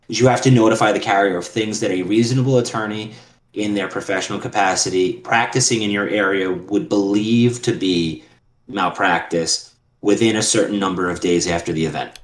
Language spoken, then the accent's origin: English; New York City, New York, United States; I'm from Queens.